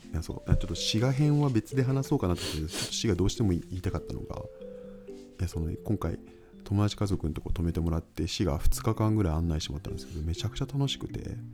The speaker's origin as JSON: {"language": "Japanese", "town": "Unnan", "region": "Shimane", "country": "Japan", "tie": "born or raised there", "said": "僕の地元の、あの、島根県雲南市で"}